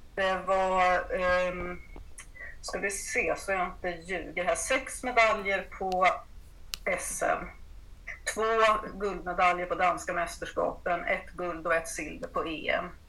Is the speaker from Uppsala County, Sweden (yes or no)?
yes; Uppsala, Uppsala County, Sweden; moved away as an adult; now in Blekinge, Sweden; kommer från Uppsala ursprungligen men har bott i Blekinge i eh, ja, 35